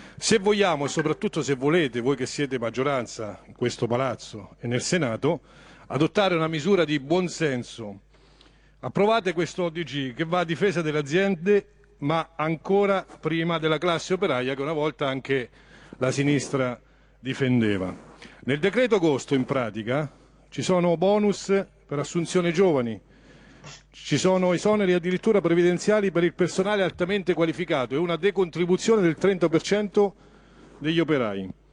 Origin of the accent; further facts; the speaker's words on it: Montegranaro, Marche, Italy; sono di Montegranaro